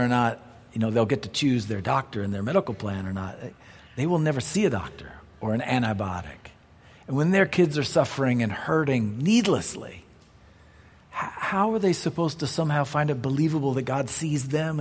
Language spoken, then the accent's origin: English; United States; as an American